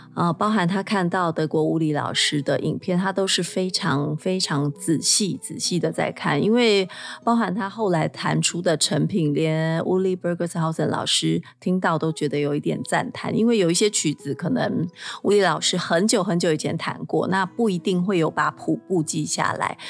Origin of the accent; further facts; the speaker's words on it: Taiwan; 在我们台湾这边